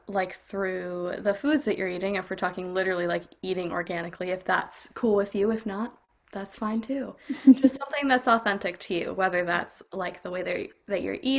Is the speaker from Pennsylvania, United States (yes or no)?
yes; Hershey, Pennsylvania, United States; also born or lived in New York / Houston, Texas; I grew up in Hershey, Pennsylvania, and I before then lived in New York, and before then I lived in Houston